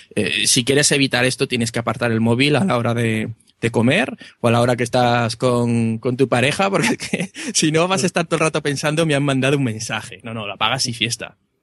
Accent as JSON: {"language": "Spanish", "region": "Aragon", "country": "Spain", "said": "un pueblo cerrado de, de Aragón"}